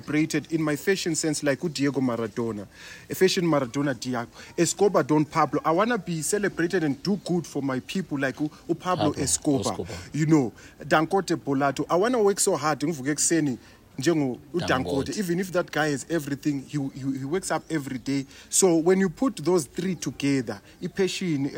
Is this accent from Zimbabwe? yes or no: yes; Bulawayo, Zimbabwe; I grew up in Kasi